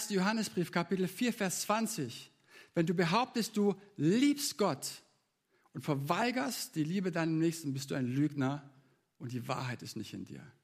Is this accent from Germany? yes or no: yes; Leonberg, Baden-Württemberg, Germany; Ich bin in Leonberg aufgewachsen und wir hatten in der Nachbarschaft eine Straße weiter eine, eine 15-köpfige Familie